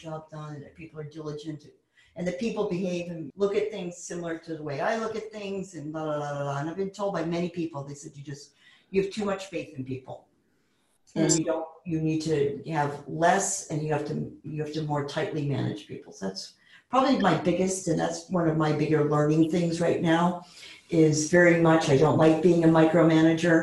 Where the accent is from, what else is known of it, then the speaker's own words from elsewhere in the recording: Maine, United States; I was born in Maine, and we're frugal people. Like the land and the people I come from